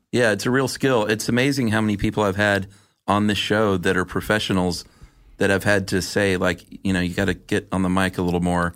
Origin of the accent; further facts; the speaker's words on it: the South, United States; I was from the South